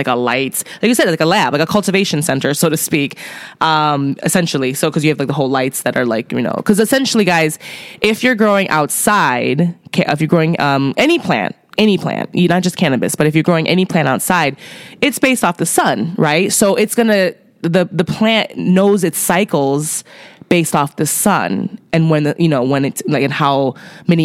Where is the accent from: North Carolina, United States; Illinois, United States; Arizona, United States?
Illinois, United States; Chicago; I'm from Chicago, but, you know, my zip code is not a Chicago zip code